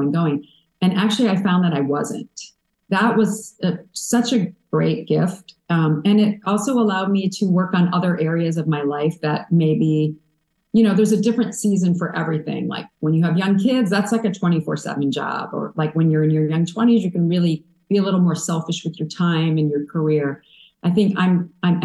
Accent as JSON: {"language": "English", "region": "a small town in Illinois", "country": "United States", "tie": "born or raised there", "also_born_or_lived": "New York", "moved": "yes", "said": "moving from a small town in Illinois where I had tons of cousins and aunts and uncles and grandmas and grandpas to New York"}